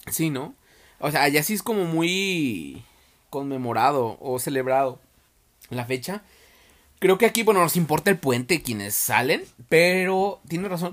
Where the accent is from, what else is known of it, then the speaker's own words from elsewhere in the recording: Nayarit, Mexico; now in Guadalajara, Mexico; yo soy de Nayarit allá rifa bastante la banda.